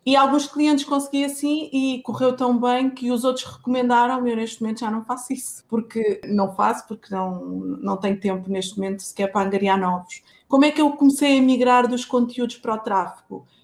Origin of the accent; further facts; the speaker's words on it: Lisbon, Portugal; eu já nasci, já nasci em Lisboa, estou em Lisboa, mas a família veio toda de lá.